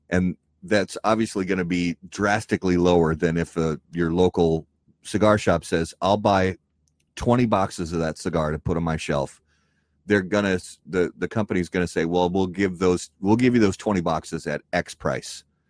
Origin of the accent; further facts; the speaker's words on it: Indiana, United States; also born or lived in Wisconsin; now in Minnesota, United States; I was born and raised in Indiana, and I lived in Wisconsin for many years.